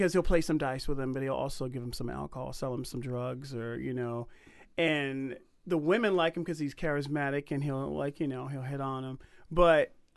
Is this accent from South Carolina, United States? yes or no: yes; Charleston, South Carolina, United States; I'm from Charleston, that area, the Gullah folks